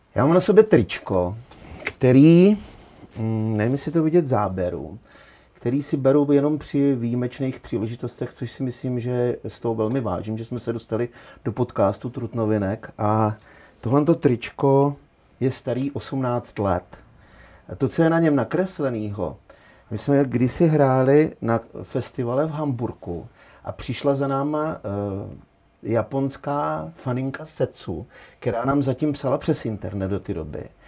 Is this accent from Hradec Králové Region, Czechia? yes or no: yes; Petříkovice, Hradec Králové Region, Czechia; já jsem z Petříkovic